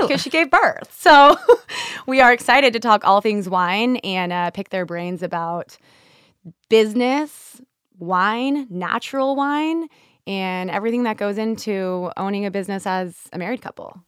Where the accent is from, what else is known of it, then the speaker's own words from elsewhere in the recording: California, United States; I grew up in California